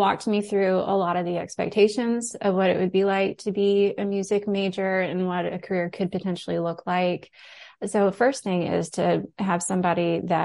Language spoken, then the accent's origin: English; Moncks Corner, South Carolina, United States; moved away as an adult; also born or lived in Tuscaloosa, Alabama; So I grew up in South Carolina. I grew up outside of Charleston in a little town called Monk's Corner